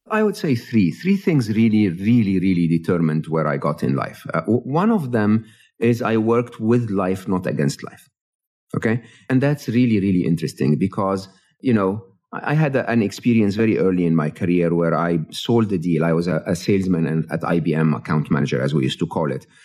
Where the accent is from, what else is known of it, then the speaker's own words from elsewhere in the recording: Egypt; moved away; I'm an Egyptian, born and raised in Egypt